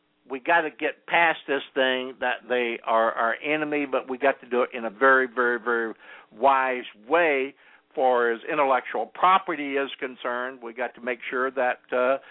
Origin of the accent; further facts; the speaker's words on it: California, United States; we as Californians